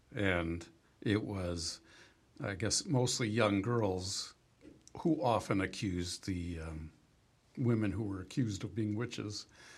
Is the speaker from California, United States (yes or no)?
yes; California, United States; I grew up in California